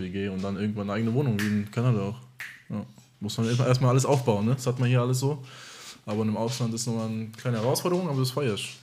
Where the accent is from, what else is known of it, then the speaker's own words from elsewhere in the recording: Germany; ich bin halb Deutsch und halb Amerikaner, hier geboren und aufgewachsen